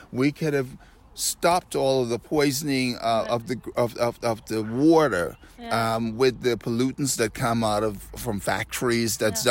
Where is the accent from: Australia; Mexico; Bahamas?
Bahamas; Nassau, New Providence; also born or lived in Washington D.C.; now in Switzerland; I'm not from America. I'm from Nassau, Bahamas originally.